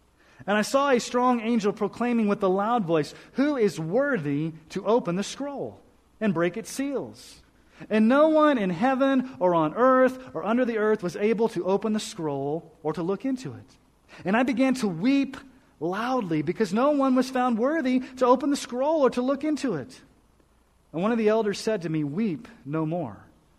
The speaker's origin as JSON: {"language": "English", "town": "Colorado Springs", "region": "Colorado", "country": "United States", "tie": "born or raised there", "said": "When I was growing up in Colorado Springs as a youngster, in ninth grade"}